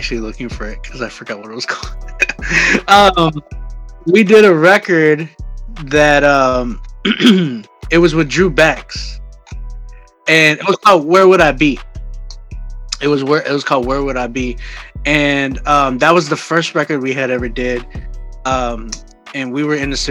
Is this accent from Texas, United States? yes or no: yes; San Antonio, Texas, United States; moved away as an adult; also born or lived in Oklahoma; now in Canada; I'm from San Antonio